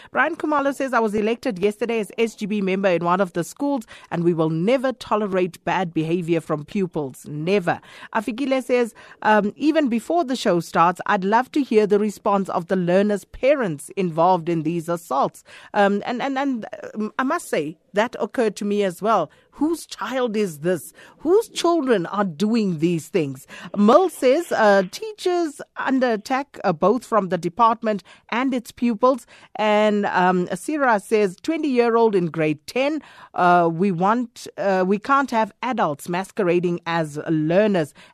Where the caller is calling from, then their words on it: South Africa; I'm calling from Paduguza.